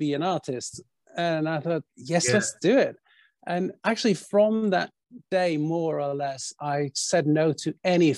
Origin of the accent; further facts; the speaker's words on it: Bergen, Vestland, Norway; Bergen, where I grew up